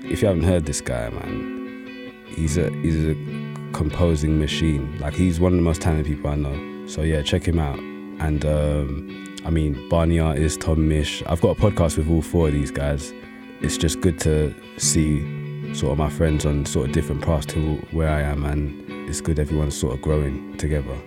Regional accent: London, United Kingdom; I grew up in East London

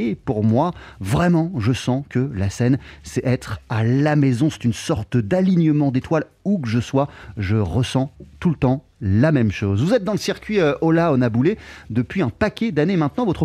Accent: Brixton, London, United Kingdom; French is a second language; also born or lived in Nigeria; je suis né en Grande-Bretagne, en Angleterre, à l'âge de 7 ans. Je suis parti au Nigeria où j'ai résidé durant 10 années. Je suis ensuite revenu en Angleterre, à Londres, puis à Brixton.

